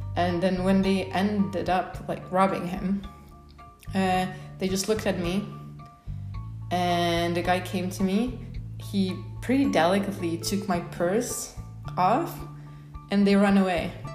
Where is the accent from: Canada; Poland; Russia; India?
Poland; moved away as an adult; also born or lived in United States; now in Oaxaca, Mexico; I'm originally from Poland, so I'm pretty white